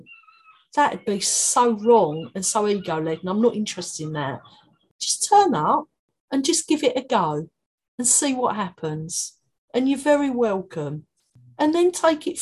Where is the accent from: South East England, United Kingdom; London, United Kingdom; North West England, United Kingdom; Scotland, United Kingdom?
London, United Kingdom; accent: Cockney; moved away as an adult; now in Brighton, United Kingdom; My Cockney accent